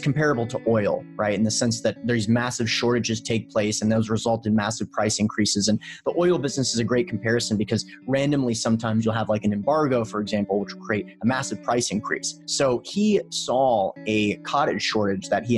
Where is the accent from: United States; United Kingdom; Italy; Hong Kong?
United States; Memphis, Tennessee; I'm from Memphis, Tennessee